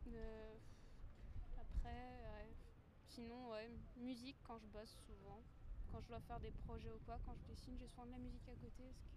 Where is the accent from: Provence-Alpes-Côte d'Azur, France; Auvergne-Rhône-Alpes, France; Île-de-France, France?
Auvergne-Rhône-Alpes, France; Lyon; also born or lived in Brignais; je suis lyonnaise de naissance. Donc a bah, 19 ans que je suis ici